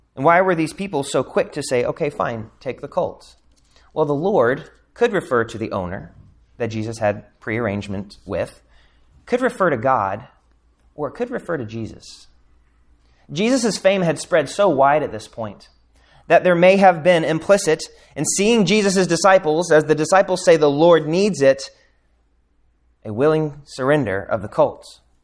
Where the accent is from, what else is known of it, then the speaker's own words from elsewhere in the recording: United States; especially as Americans